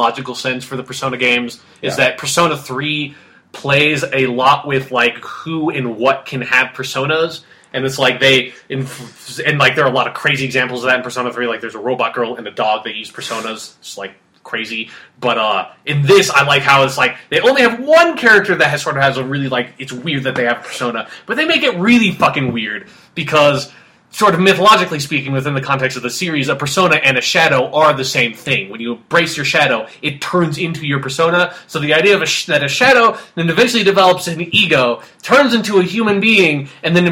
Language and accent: English; United States; I'm American